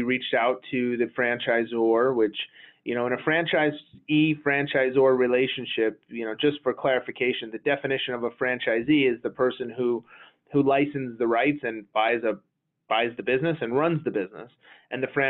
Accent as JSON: {"language": "English", "town": "Las Vegas", "region": "Nevada", "country": "United States", "tie": "born or raised there", "said": "growing up in Las Vegas, I wound up graduating high school and then going to UNLV"}